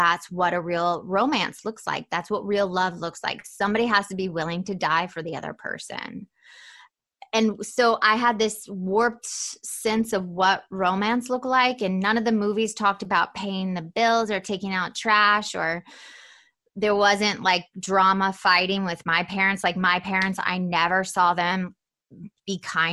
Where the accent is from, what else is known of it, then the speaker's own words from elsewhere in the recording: Atlanta, Georgia, United States; I was definitely not the typical Southern girl. I was raised in Atlanta, Georgia